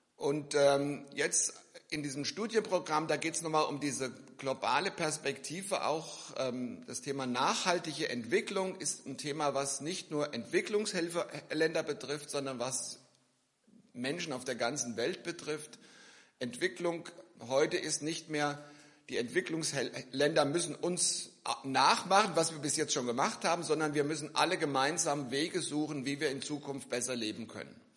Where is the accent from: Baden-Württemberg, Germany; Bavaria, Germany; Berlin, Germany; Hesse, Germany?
Hesse, Germany; near Giessen; also born or lived in Philippines; Ich komme aus der Nähe von Gießen